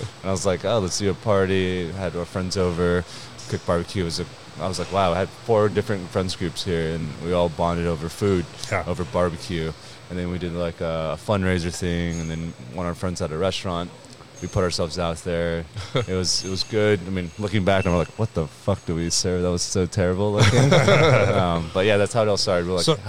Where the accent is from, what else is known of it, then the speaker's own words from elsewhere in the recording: Vietnam; born there; I was born in Vietnam.